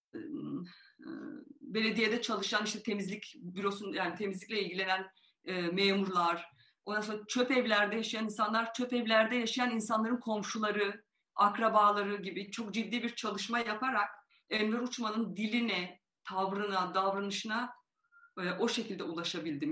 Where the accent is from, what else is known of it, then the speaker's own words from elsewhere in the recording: Van, Turkey; moved away; Yani doğuda büyüdüm, Van'da büyüdüm